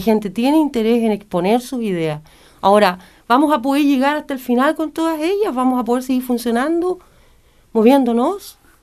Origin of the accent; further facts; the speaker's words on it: Chile; moved away; nosotros como chilenos